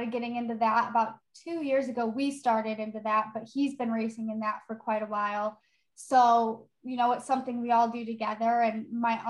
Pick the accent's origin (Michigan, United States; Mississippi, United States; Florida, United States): Michigan, United States; Novi; I grew up in Novi, Michigan